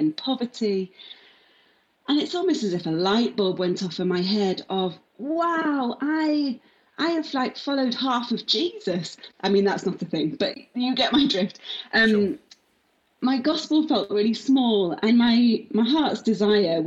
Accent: Manchester, North West England, United Kingdom; moved away as an adult; also born or lived in Leeds / London; now in Cardiff, United Kingdom; I grew up in Manchester, went to university in Leeds, worked in London for a bit, and now I live in my favourite city of Cardiff.

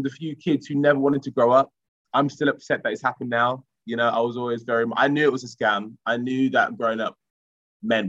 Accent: Romford, London, United Kingdom; where I grew up in Collier Row in Romford

